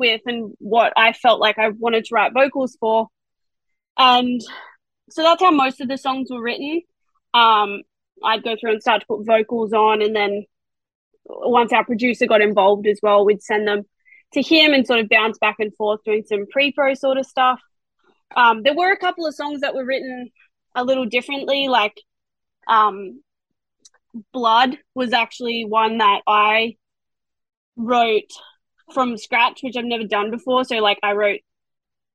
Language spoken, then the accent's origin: English; Australia; accent: Australian; I sing in an Australian accent